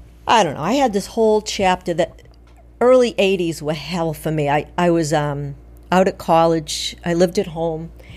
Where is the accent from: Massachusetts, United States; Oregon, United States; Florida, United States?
Massachusetts, United States; Braintree; I grew up in Braintree